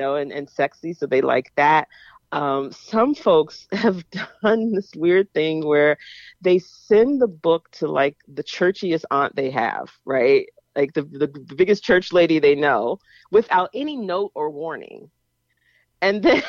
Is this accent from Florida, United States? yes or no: yes; Jacksonville, Florida, United States; moved away as an adult; now in Pittsburgh, United States; growing up in Jacksonville